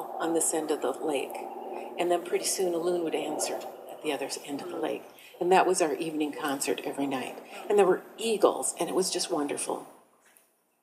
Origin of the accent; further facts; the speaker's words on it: Minnesota, United States; I grew up in Minnesota